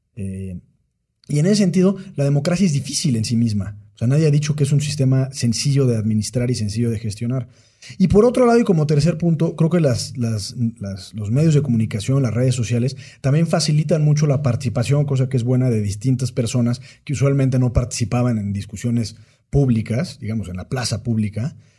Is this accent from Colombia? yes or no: no; Mexico